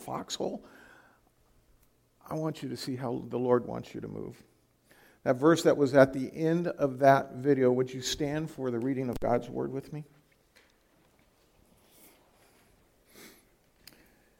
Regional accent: California, United States; moved away as an adult; now in Iowa, United States; I'm from California

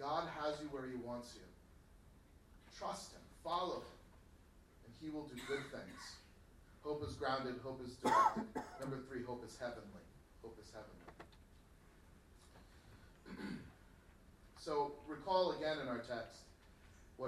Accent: United States; We're American

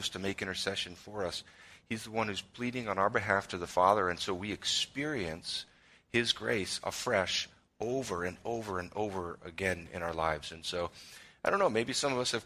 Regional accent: Chicago suburbs, Illinois, United States; I grew up in the Chicago suburbs

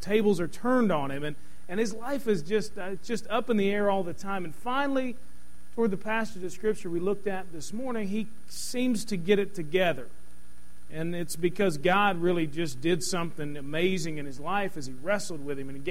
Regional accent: Louisville, Kentucky, United States; born or raised there

